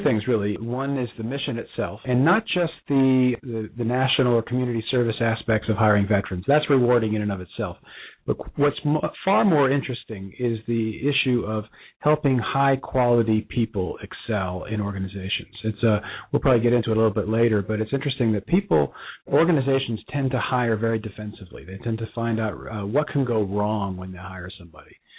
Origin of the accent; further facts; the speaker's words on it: Bronxville, New York, United States; now in Dallas and Cincinnati, United States; Our, our, our hometown. We're both from the same hometown, just north of New York City